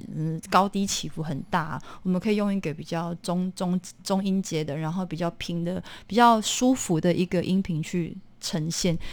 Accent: Tainan, Taiwan; moved away; 台南仁德人

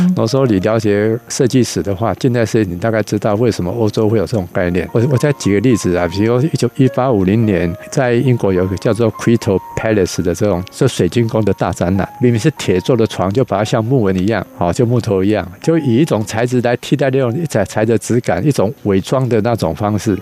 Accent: Keelung, Taiwan; also born or lived in New York; 因为小时候在基隆长大

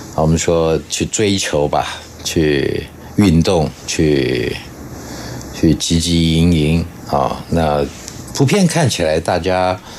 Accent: Guanxi, Hsinchu County, Taiwan; 我小时候是住在新竹的关系哦

